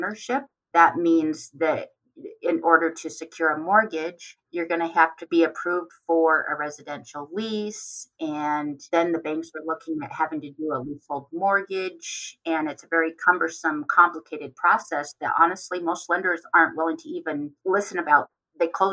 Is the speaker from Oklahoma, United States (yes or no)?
no; Pine Ridge Reservation, near Wanblee, South Dakota, United States; I'm from the Pine Ridge Reservation, grew up near Wombalee, which is where I live currently.